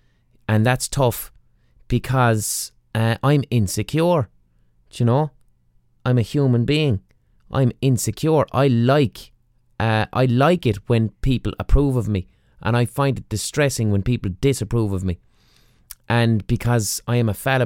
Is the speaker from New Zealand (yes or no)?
no; Ireland; us as Westerners, as Irish people